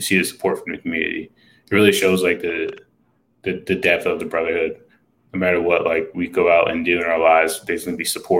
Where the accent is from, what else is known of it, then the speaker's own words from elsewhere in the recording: New York City, New York, United States; I'm from New York City, I'm close